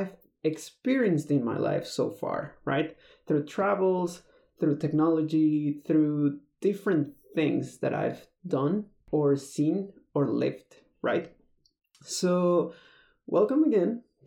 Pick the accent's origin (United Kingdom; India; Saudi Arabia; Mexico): Mexico; moved away as an adult; also born or lived in Texas; I'm originally from Mexico, but I moved to the States because of work